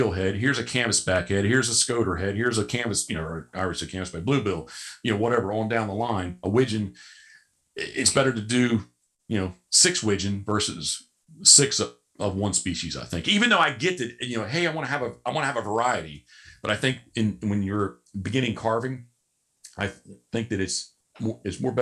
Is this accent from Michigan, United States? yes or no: no; Havre de Grace, Maryland, United States; I was born in Havre de Grace, Maryland.